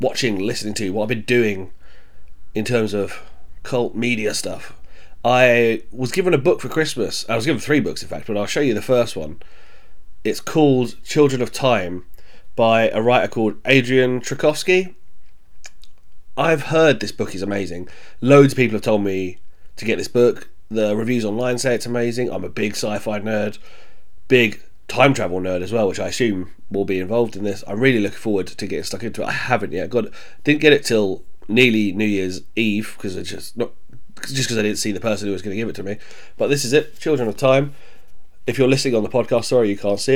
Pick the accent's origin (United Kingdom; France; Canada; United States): United Kingdom; Croydon, London; also born or lived in Bromley; I grew up in South London, Croydon, spent a lot of time in Bromley as well.